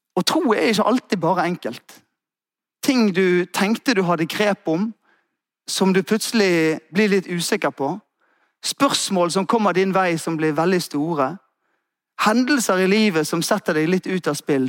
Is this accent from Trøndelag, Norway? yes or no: no; Askøy, Vestland, Norway; Der jeg vokste opp, så var det ute på Askøy